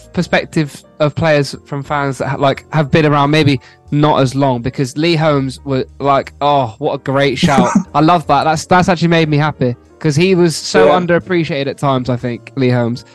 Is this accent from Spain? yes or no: yes; Bilbao, Basque Country, Spain; moved away; that's where I'm from, Athletic Bilbao. That's where I was born in Spain.